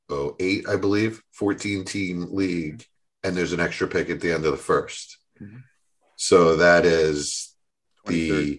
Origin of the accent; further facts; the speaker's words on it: New Jersey, United States; Like, I'm from Jersey. I have to like … and ….